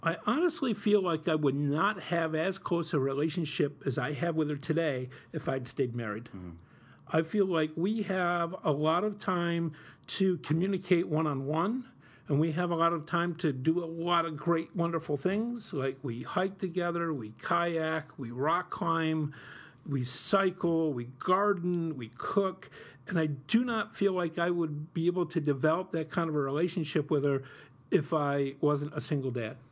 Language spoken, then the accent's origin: English; Utica, New York, United States; when I was growing up in Utica in the 70s and 80s, we struggled financially